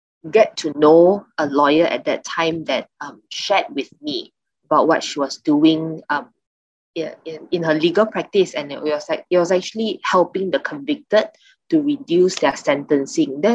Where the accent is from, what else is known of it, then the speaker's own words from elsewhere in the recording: Kuantan, Pahang, Malaysia; also born or lived in London; I grew up in Kuantan, same as Estelle actually